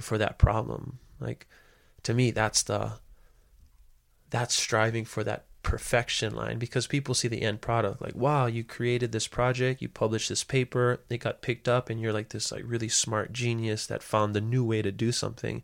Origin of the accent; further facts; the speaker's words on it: Hawaii, United States; there was never any doubt that I knew where I come from, and I knew that I belong in Hawaii